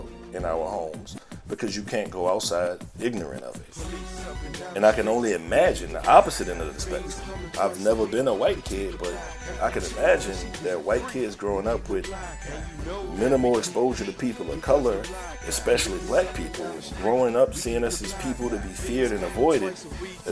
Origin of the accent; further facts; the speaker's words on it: New Orleans, Louisiana, United States; also born or lived in Baton Rouge; I grew up in New Orleans East, mostly, a little bit in Baton Rouge